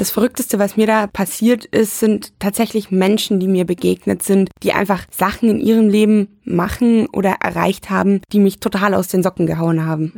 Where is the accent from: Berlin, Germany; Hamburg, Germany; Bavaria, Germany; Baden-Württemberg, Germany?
Bavaria, Germany; moved away as an adult; now in Düsseldorf, Germany; Ich komme ursprünglich aus Bayern. Ich bin damals auf dem Land groß geworden